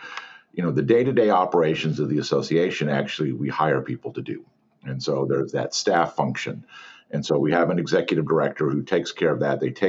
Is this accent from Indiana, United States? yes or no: no; Missouri, United States; also born or lived in Fort Campbell, Kentucky / Schofield Barracks, Hawaii; My father was in the military, and so I was born in Fort Campbell, Kentucky. And 6 months after that, I moved to Schofield Barracks, Hawaii. So I can say I've been to Hawaii. When I was three, we came back to Missouri, and we've lived here ever since.